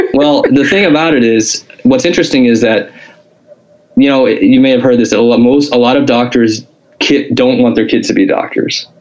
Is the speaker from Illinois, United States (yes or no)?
yes; Springfield, Illinois, United States; I lived, I grew up in Springfield, Illinois